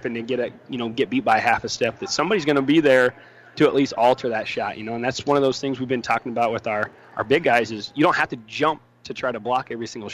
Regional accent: Gibbon, Nebraska, United States; I grew up in Gibbon

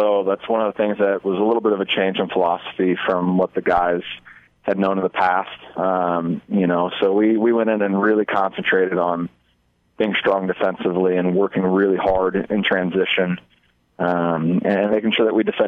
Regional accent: Omaha, Nebraska, United States; now in Hastings, United States; I'm from Omaha, Nebraska, and I grew up playing against Hastings at Bellevue University

